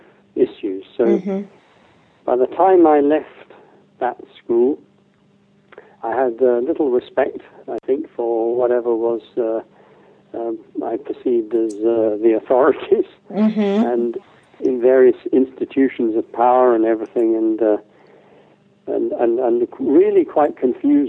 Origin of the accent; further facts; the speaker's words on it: the Midlands of England, United Kingdom; As a young child, growing up in the Midlands of England